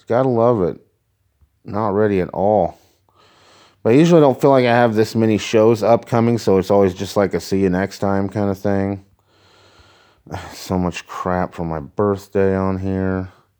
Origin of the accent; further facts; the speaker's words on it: Mattoon, Illinois, United States; Lakeland College in Mattoon, my hometown, Mattoon, Illinois. Just a little small community college.